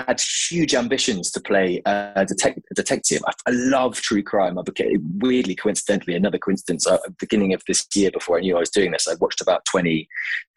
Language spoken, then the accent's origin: English; Devon, South West England, United Kingdom; I'm from Devon